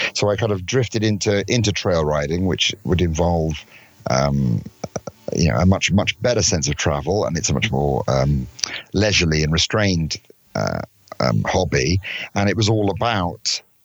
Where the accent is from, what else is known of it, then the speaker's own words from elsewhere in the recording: London, United Kingdom; I'm from London in England